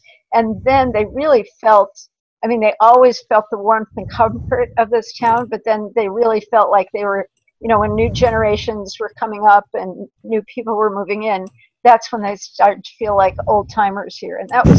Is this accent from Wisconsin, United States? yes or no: no; Trumansburg, New York, United States; also born or lived in Trinidad / Toronto; We ended up settling in Trumansburg in 1957, so we're first generation here, but not, you know, I mean, we've been here exactly 60 years in April